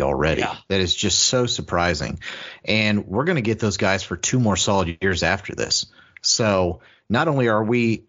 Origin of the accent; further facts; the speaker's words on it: Columbus, Ohio, United States; moved away as an adult; now in Kentucky, United States; I'm from Columbus. You know, I went through high school in Columbus, but I went to college in Kentucky